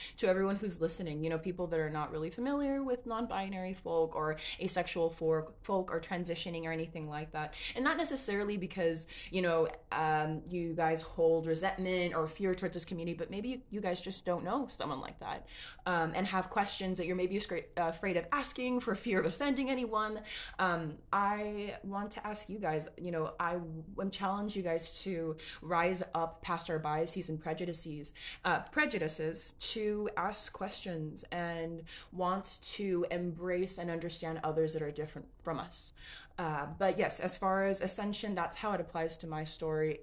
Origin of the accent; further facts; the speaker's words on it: Los Angeles, California, United States; I'm Mexican American, and we live in Los Angeles